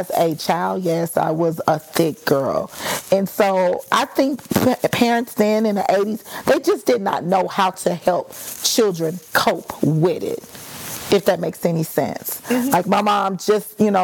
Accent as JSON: {"language": "English", "town": "Dallas", "region": "Texas", "country": "United States", "moved": "yes", "said": "I could actually go back to Dallas and find certain teachers"}